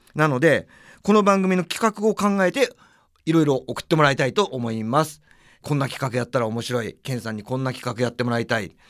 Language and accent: Japanese; Tokyo, Japan; 俺は東京生まれ東京育ちなんですよ